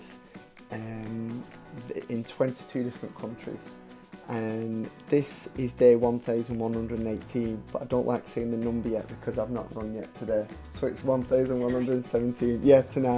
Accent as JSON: {"language": "English", "town": "Wigan", "region": "North West England", "country": "United Kingdom", "said": "I'm from Wigan"}